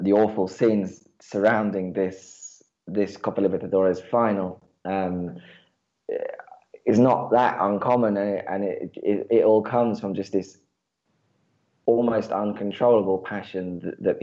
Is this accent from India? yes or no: no; England, United Kingdom; moved away as an adult; now in Buenos Aires, Argentina; I'm from England originally. Came to Buenos Aires initially as a teacher some years ago